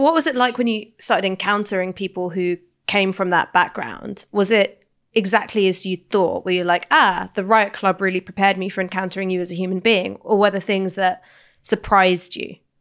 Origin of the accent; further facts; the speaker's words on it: London, United Kingdom; I grew up in London